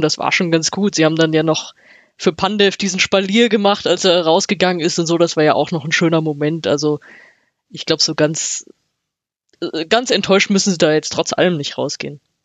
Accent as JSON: {"language": "German", "town": "Frankfurt", "region": "Hesse", "country": "Germany", "said": "ich als Frankfurterin"}